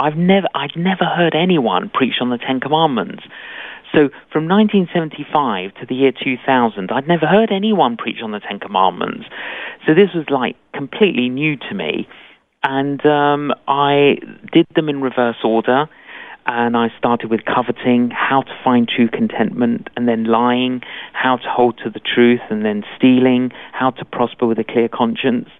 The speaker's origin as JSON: {"language": "English", "region": "London", "country": "United Kingdom", "tie": "born or raised there"}